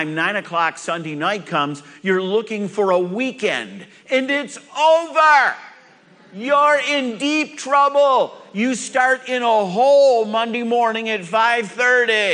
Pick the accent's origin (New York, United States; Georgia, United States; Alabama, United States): New York, United States; moved away; I'm from New York. I'm used to cold weather